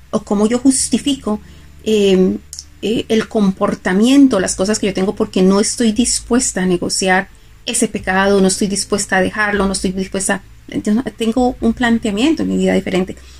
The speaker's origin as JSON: {"language": "Spanish", "country": "Colombia", "said": "yo soy colombiana"}